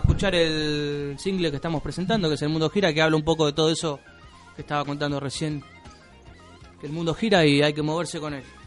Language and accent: Spanish; Banfield, Buenos Aires Province, Argentina; Nosotros particularmente somos de Banfield más de Zamora.